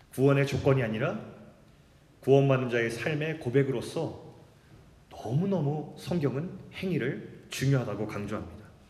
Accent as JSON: {"language": "Korean", "country": "South Korea", "tie": "born or raised there", "also_born_or_lived": "Jamsil, Seoul", "said": "거기서 태어났는데 제 아버지가 농촌 목회를 하신다고 태어난 지 제가 몇 개월 되지 않아 가지고 정말 시골로 갔어요. 그때부터 이제 시골의 라이프가 이제 시작됩니다"}